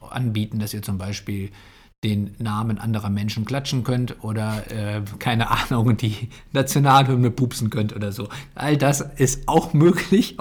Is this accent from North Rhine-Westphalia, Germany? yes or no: yes; Bocholt, North Rhine-Westphalia, Germany; ich komme ja aus Bocholt